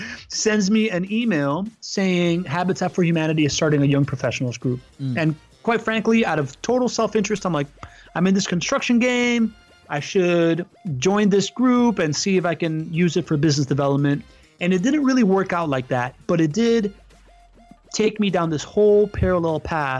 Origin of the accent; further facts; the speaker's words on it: Miami, Florida, United States; also born or lived in Venezuela; So I grew up in Miami, right?